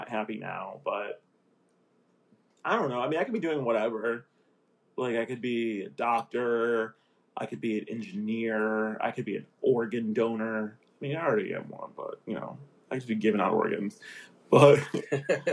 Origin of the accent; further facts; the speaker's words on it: Aurora, United States; I grew up in Aurora.